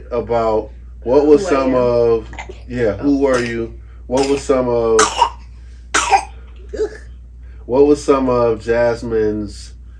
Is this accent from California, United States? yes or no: no; Detroit, Michigan, United States; I was born and raised in Detroit, Michigan. From D-Town, what up, doe? You feel me? From the D.